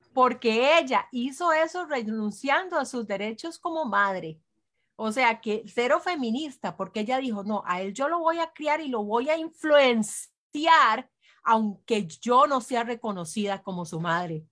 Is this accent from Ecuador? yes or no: no; Costa Rica; somos eh, cinco ticas